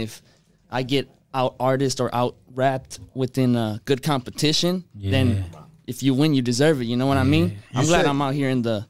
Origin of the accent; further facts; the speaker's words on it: Los Angeles, California, United States; I'm from Los Angeles. I don't have a specific area. I grew up like moving from city to city, like I don't know, I went to like 12, 13 schools growing up. So it's